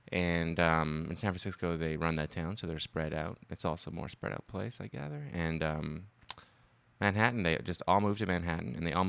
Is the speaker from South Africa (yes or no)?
no; Ottawa, Ontario, Canada; I'm from Ottawa, you know, just a friendly Canadian boy